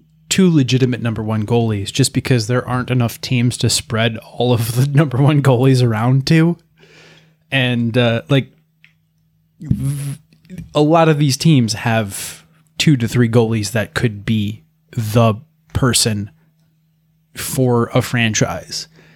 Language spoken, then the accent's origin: English; United States; I'm American.